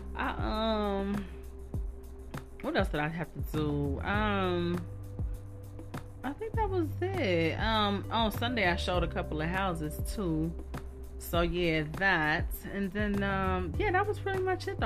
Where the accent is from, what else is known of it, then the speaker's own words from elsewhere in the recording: Dayton, Ohio, United States; I was born and raised in Dayton